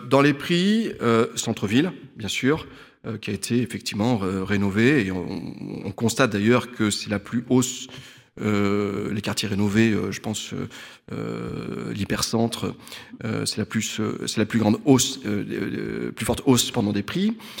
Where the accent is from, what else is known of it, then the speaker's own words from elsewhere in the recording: Limoges, Nouvelle-Aquitaine, France; je suis né à Limoges, j'ai fait mes études à Limoges, j'exerce à Limoges et je vis à Limoges